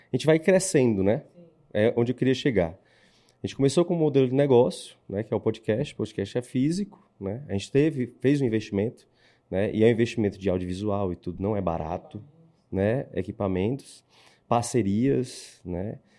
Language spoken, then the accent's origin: Portuguese; Ceará, Brazil; Eu sou cearense